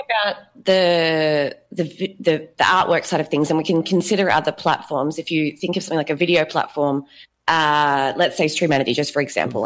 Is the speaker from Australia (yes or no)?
yes; Australia; now in Brazil; I am Australian. I live in Brazil.